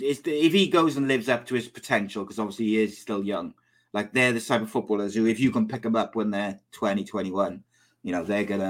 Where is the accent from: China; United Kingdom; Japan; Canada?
United Kingdom; Wales; I'm Welsh.